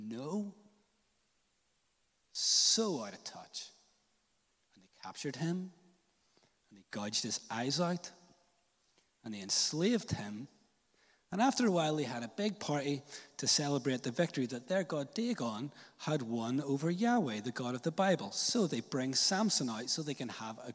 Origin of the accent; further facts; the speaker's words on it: Northern Ireland, United Kingdom; I was a little church kid growing up in Northern Ireland